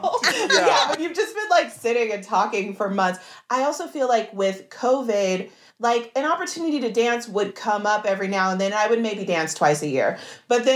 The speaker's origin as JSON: {"language": "English", "town": "Los Angeles", "region": "California", "country": "United States", "tie": "born or raised there", "said": "I grew up here"}